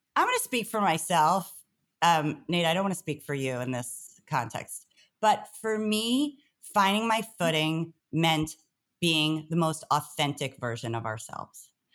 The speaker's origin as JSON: {"language": "English", "town": "New York City", "region": "New York", "country": "United States", "tie": "born or raised there", "said": "I grew up in Brooklyn, a family of teachers"}